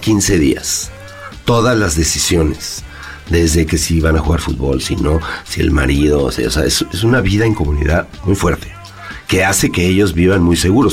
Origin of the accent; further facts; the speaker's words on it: Mexico; also born or lived in Madrid, Spain; me fui a vivir allá y ahí me di cuenta que soy mexicano